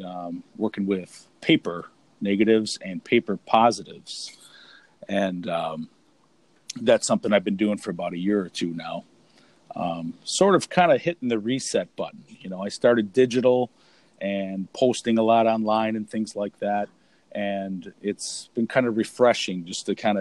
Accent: Milwaukee, Wisconsin, United States; I'm originally from the Milwaukee area and the surrounding

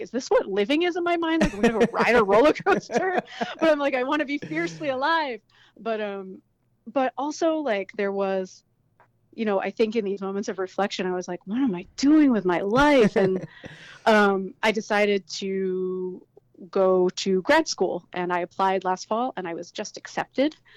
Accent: rural Maine, United States; now in Philadelphia, United States; I'm not from Philadelphia originally. I'm from rural Maine.

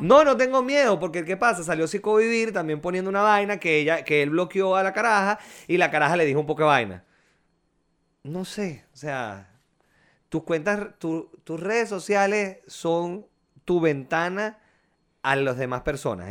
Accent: La Victoria, Aragua, Venezuela; moved away as an adult; also born or lived in Valencia, Venezuela

